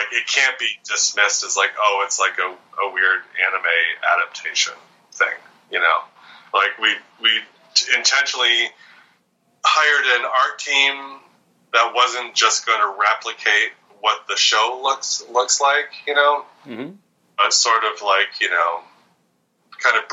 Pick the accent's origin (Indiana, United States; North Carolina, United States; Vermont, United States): Vermont, United States; where I grew up in Vermont